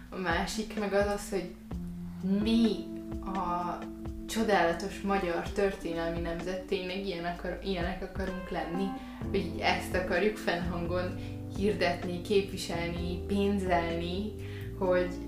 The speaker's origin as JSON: {"language": "Hungarian", "country": "Hungary", "said": "valakinek külföldön azt mondom, hogy magyar vagyok"}